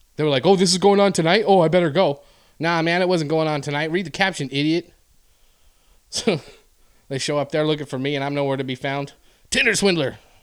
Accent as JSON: {"language": "English", "country": "Canada", "moved": "yes", "said": "I'm Canadian"}